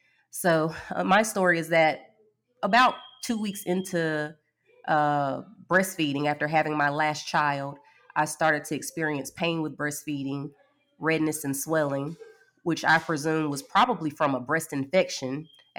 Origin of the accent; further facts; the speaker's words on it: Birmingham, Alabama, United States; I am from Birmingham, Alabama. I am 40 years old, and I am married with 3 children.